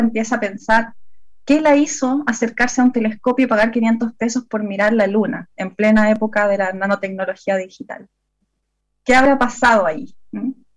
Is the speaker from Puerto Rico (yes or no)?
no; Santiago, Santiago Metropolitan Region, Chile; now in southern Chile; originalmente eh, yo viví y crecí en Santiago, en la comuna de La Florida